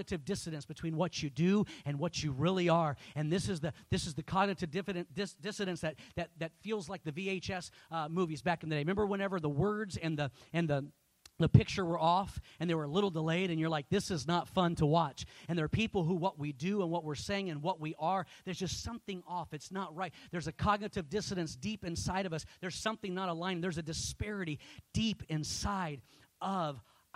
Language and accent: English; Texas, United States; I'm from Texas